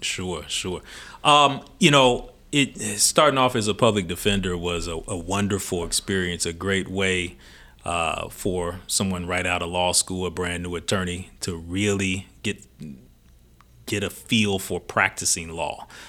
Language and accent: English; Louisville, Kentucky, United States; also born or lived in Illinois; Louisville is home for me. I was born here in Louisville, uh, born West End on South Forty-fifth Street